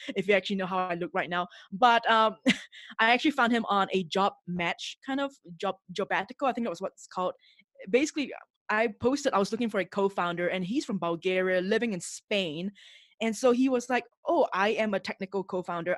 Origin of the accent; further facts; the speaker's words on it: Singapore; moved away as an adult; now in Mexico City, Mexico; I'm originally from Singapore, and I, and that's where I grew up